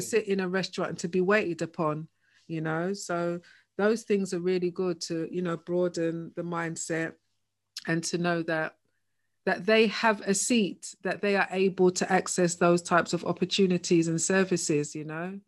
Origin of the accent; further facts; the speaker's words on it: London, United Kingdom; both of us, you know, born and bred in Hackney